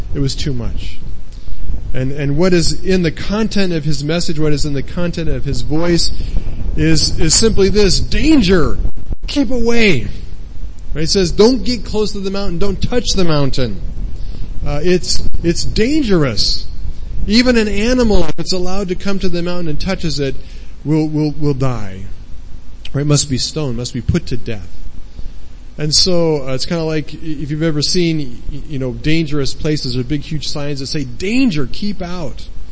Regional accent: United States; moved away as an adult; now in Thailand; we don't own a house in, the, in America, our home country

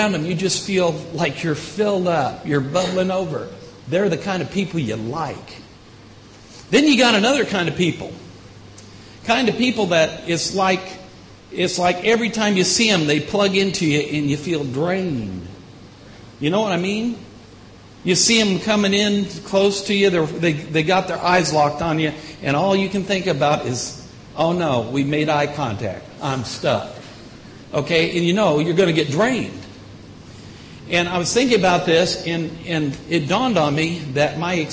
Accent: Indiana, United States; moved away; also born or lived in Illinois; I grew up in Indiana, moved to Illinois

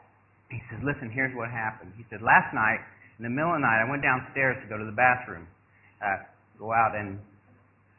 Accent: United States; moved away as an adult; also born or lived in Thailand; I'm an American boy. I mean, like I said, I grew up loving hamburgers and this

